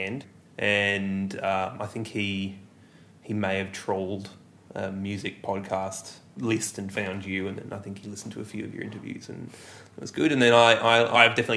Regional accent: Melbourne, Victoria, Australia; also born or lived in Ballarat; I've lived here my whole life. I'm technically, I was born just outside of Melbourne in a satellite town called Ballarat

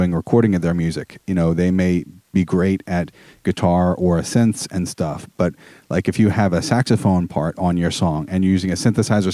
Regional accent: Philadelphia suburbs, Pennsylvania, United States; moved away as an adult; also born or lived in New York City / Long Island; I grew up in the Philadelphia suburbs and then moved to New York City for 4 years and Long Island for 12 years

